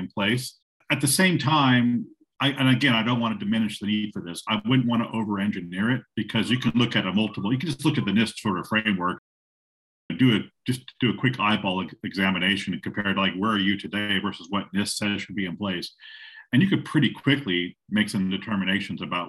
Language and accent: English; Silicon Valley, California, United States; I am calling you from Silicon Valley. I was born in Silicon Valley.